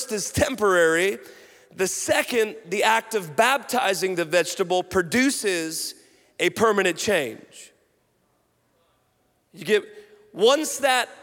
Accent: Washington, United States; moved away; I grew up on the West Coast, Washington State

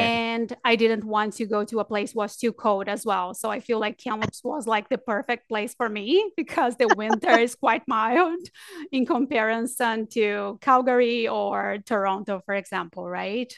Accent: Brazil; moved away; also born or lived in New Zealand; I'm from Brazil, but I lived in New Zealand for seven years

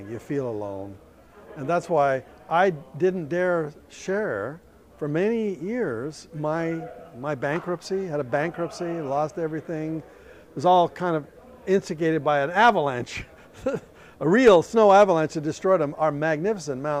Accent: Canada; moved away; I'm from Canada. Originally. From Canada. I'm an immigrant.

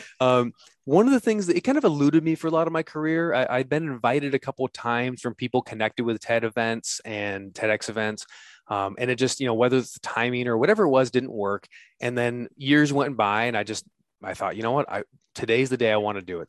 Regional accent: United States; I'm an American who's dead broke

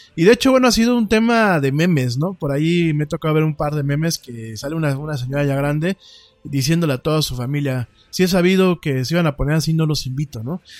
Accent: Mexico; la mexicanidad y las costumbres de nuestro pueblo

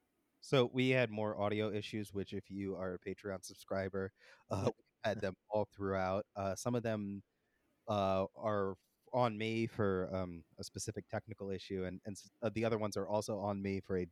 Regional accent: New York area, United States; I grew up in the New York area

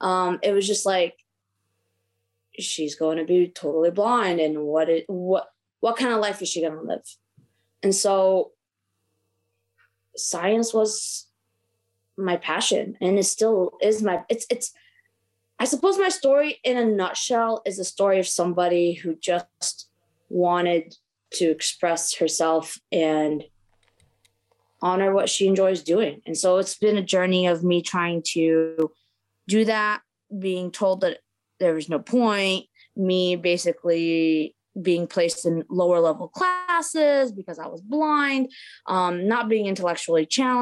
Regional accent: Maryland, United States; born there; I am the child of immigrants. I was born in Maryland, and everything seemed like, you know, my parents are from Lebanon.

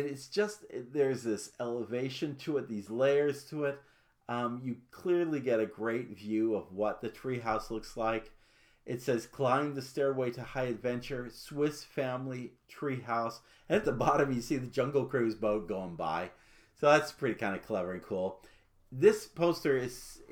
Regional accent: Arizona, United States; I am from Arizona, and so I have a great pride for my home state

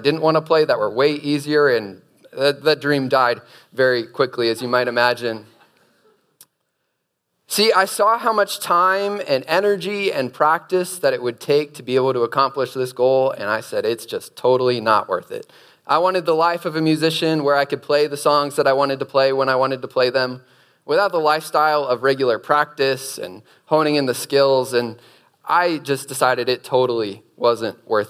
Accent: Erie, Pennsylvania, United States; moved away as an adult; also born or lived in Charlottesville, Virginia; Before coming to UVA, I was raised in Erie, Pennsylvania

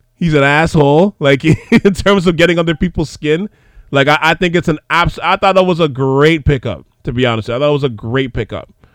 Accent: Montreal, Quebec, Canada; we didn't have a basketball team when we were growing up in Montreal

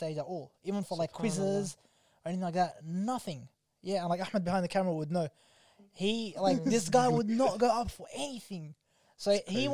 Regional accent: Melbourne, Victoria, Australia; I'm black from Carlton

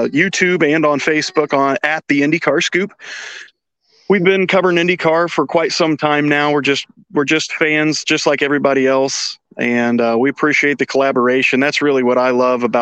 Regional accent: Indianapolis, Indiana, United States; born and bred in Indianapolis.

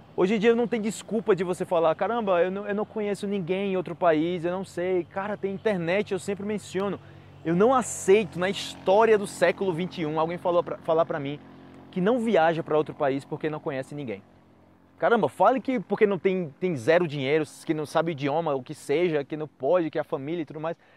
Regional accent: Brazil; Eu venho do Brasil

